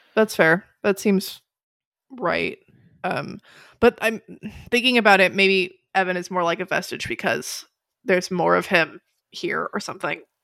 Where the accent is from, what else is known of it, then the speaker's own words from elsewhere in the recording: United States; I'm American